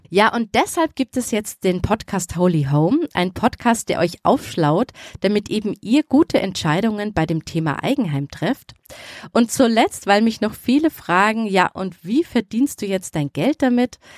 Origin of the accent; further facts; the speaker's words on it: Bavaria, Germany; born there; now in Nuremberg, Germany; Ja, richtig geraten, gebürtig aus Oberbayern. Kann man sicher schon am Namen erkennen, oder? Und jetzt lebe ich aber in der Nähe von Nürnberg.